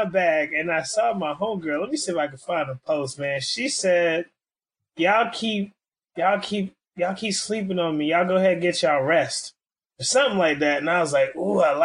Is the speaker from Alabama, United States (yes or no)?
no; Miami, Florida, United States; moved away as an adult; now in Orlando, United States; So Miami, Florida is the home turf, you know, born and raised now in Orlando, holding it down